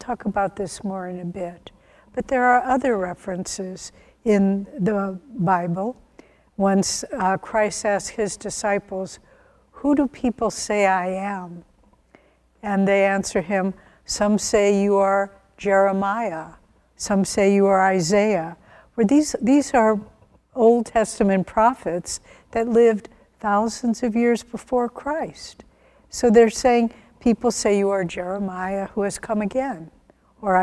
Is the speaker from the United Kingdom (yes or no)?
no; the Midwest of America, United States; I was born in the Midwest of America